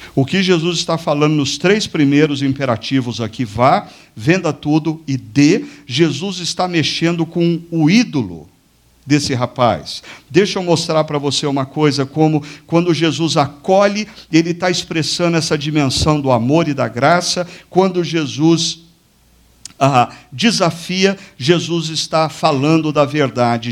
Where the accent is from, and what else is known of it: Brazil